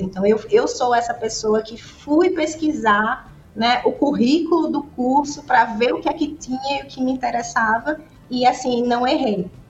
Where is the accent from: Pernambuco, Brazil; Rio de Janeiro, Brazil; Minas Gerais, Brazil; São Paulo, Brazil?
Pernambuco, Brazil; Caruaru; Eu nasci em Caruaru, né? Uma cidade famosa aí pelo artesanato